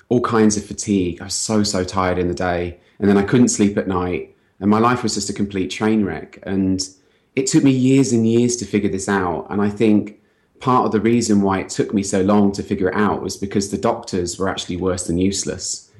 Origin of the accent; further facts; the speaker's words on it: United Kingdom; accent: British; moved away as an adult; also born or lived in London; now in San Francisco, United States; I'm British. I came here from London